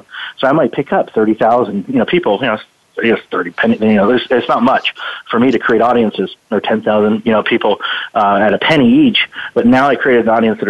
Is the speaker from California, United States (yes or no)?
no; Youngstown, Ohio, United States; moved away; I was born in Ohio, in Youngstown, Ohio, down the stick or the Rust Belt, I guess we call it. That's where I was born